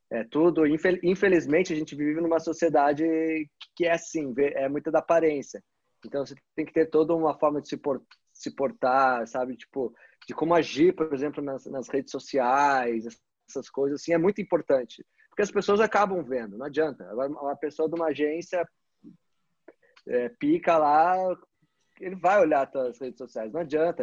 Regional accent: Brazil; also born or lived in Curitiba; como brasileiro

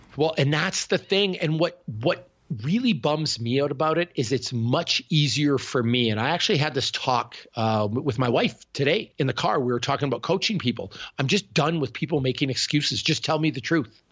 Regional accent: Canada; accent: Canadian; I'm Canadian, I'm weird, I talk with an accent

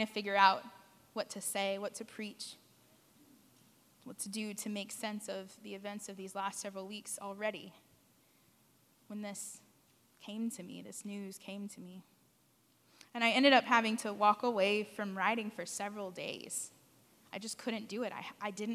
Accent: San Antonio, Texas, United States; where I grew up in San Antonio

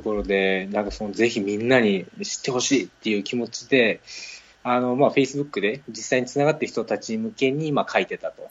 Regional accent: Osaka, Japan; accent: Kansai-ben; moved away; 私はまあ大阪出身で、まあ、関西弁でどうしても頭の中は考えちゃってます

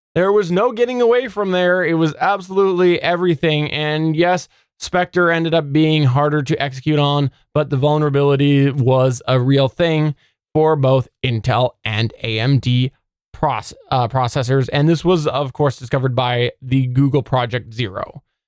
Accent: Canada; as a Canadian

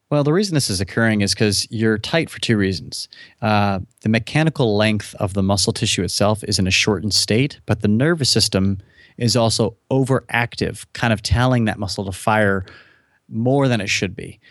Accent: United States; I was born in the United States

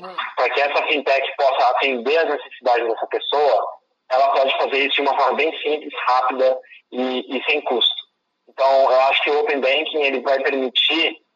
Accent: Campinas, São Paulo, Brazil; moved away as an adult; also born or lived in Florida, United States / China; eu cresci em Campinas

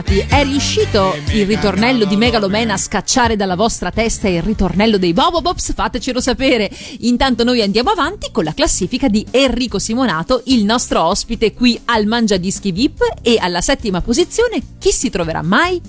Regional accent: Veneto, Italy; che sono veneta come te

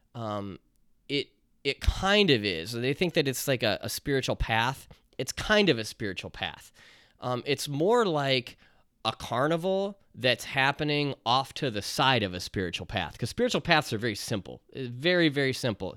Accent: Chicago, Illinois, United States; accent: Chicago; my Chicago accent

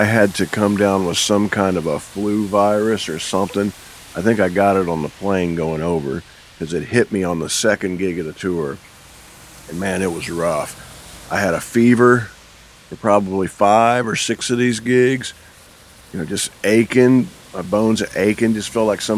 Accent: United States; As an American

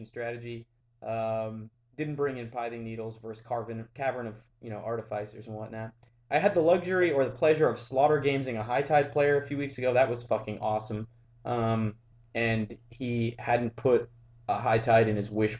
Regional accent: United States; I'm an American of Irish and Spanish descent

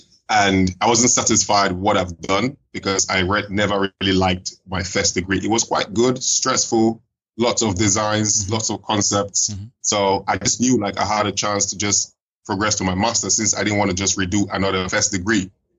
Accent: Nigeria; accent: African; moved away as an adult; also born or lived in Lagos, Nigeria / Abuja, Nigeria / Enugu State, Nigeria / Huddersfield, United Kingdom; I was born in Lagos, the former capital of Nigeria. I did my primary school there in St. Benedict's.

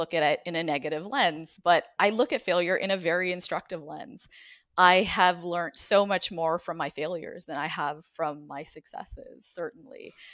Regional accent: Ottawa, Ontario, Canada; now in Cleveland, United States; I grew up in Ottawa. I'm originally from Canada

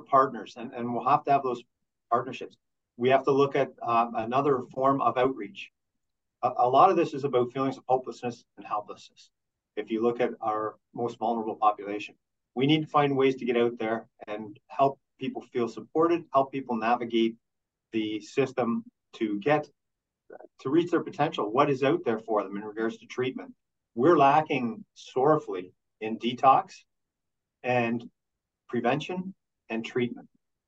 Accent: Peterborough, Ontario, Canada; I came from Peterborough.

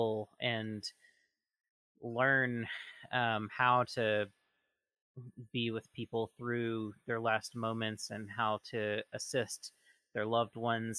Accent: Southeast, United States; moved away; I'm originally from the Southeast

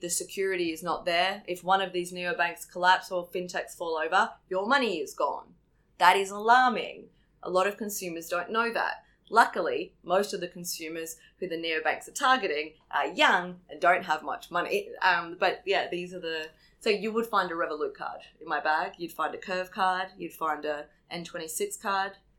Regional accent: Australia; as an Australian

